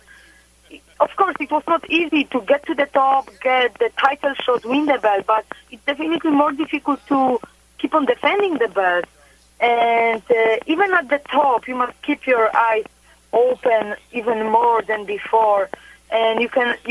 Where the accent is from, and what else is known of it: Poland; born or raised there; moved away as an adult; also born or lived in Florida